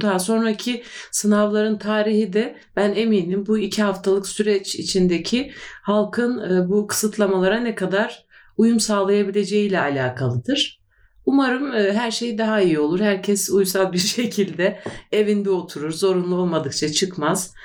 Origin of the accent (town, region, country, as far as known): Turkey